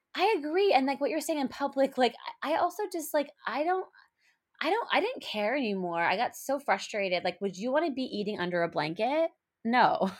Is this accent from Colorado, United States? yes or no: yes; Colorado, United States; moved away; we're both from Colorado, we went to the same high school